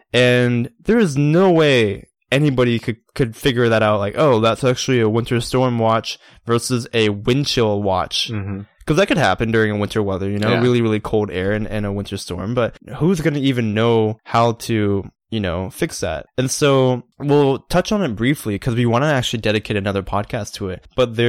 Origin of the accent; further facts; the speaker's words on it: Georgia, United States; We're both from Georgia, but it's funny how accents can change one part of the state versus the other part of the state.